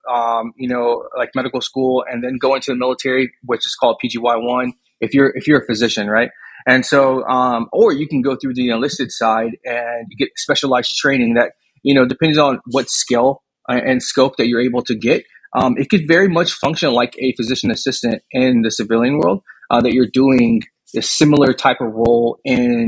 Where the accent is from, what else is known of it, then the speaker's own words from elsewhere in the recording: Houston, Texas, United States; I'm originally born out of Houston, Texas. So I'm fifth generation Texan. Family's been here forever